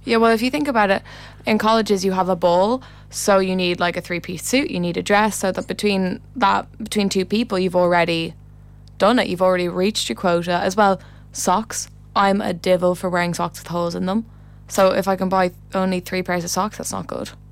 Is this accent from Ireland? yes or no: yes; Ireland